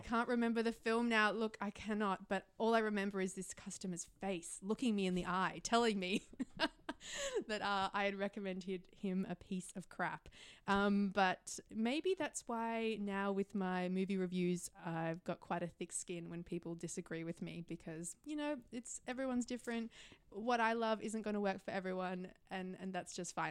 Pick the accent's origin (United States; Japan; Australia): Australia; Melbourne, Victoria; moved away as an adult; now in Sydney, Australia; my hometown, like my home is Melbourne, where my parents are.